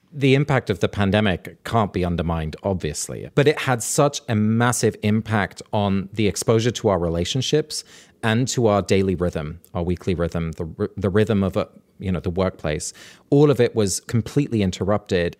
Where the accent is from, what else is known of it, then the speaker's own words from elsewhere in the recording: England, United Kingdom; growing up in England in this rural part of the country